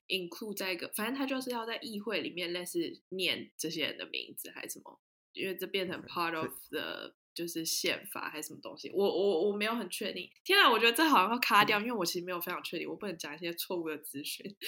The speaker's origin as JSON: {"language": "Chinese", "country": "Taiwan", "moved": "as an adult", "lives_now": "Denmark", "said": "我是唯一一个台湾人"}